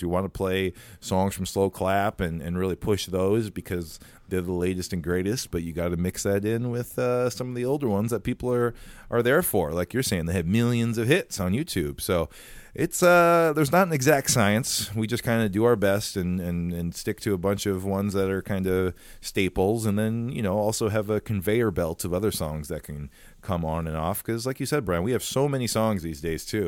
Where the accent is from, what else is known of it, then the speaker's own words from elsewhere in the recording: Farmington, Minnesota, United States; also born or lived in Nebraska; fifteen minutes away from where I grew up in Farmington, Minnesota.